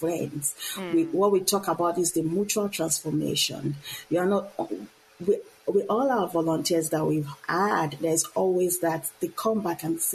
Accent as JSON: {"language": "English", "country": "Nigeria", "moved": "as an adult", "lives_now": "United States", "said": "I am originally from Nigeria"}